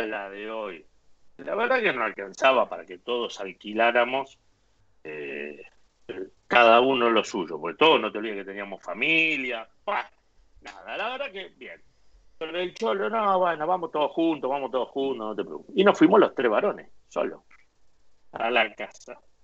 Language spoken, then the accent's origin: Spanish; Argentina; moved away as an adult; also born or lived in Spain; now in Madrid, Spain